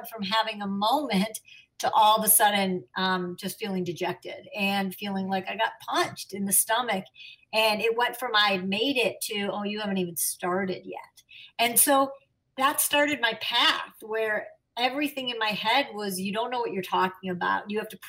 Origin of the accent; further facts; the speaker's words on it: Chicago, Illinois, United States; I'm a Chicagoan, and we have kindred spirits in some way.